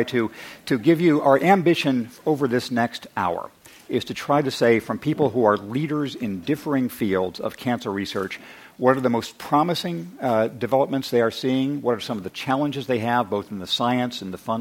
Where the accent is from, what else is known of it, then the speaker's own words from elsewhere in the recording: Redlands, California, United States; I was from Redlands High School